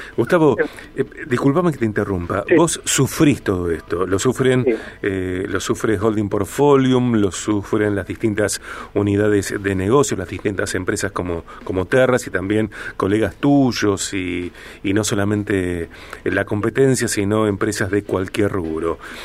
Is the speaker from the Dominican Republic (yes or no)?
no; Argentina; los argentinos